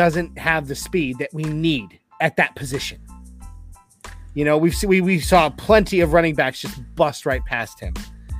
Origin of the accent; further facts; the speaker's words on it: Iowa, United States; I'm originally from Iowa, so I've watched him since college.